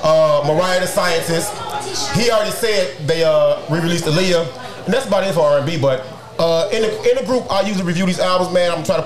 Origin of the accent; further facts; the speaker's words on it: Chicago, Illinois, United States; I grew up in Chicago with some of the worst projects. Some of the most violent.